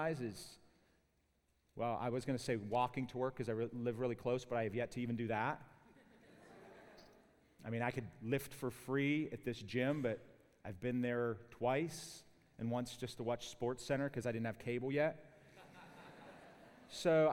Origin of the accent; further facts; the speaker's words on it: Pittsburgh, Pennsylvania, United States; accent: Pittsburgh; growing up in Pittsburgh